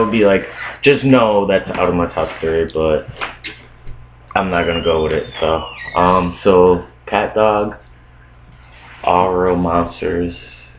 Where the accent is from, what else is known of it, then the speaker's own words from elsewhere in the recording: Scranton, Pennsylvania, United States; also born or lived in Brooklyn, New York; We're based out of Scranton, Pennsylvania. I'm originally from Brooklyn, New York. Grew up, moved out to Scranton, Pennsylvania back in 2006.